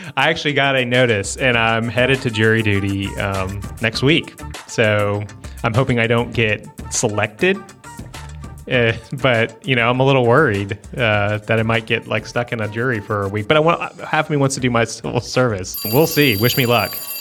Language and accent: English; Northern Virginia, United States; moved away; I grew up in Northern Virginia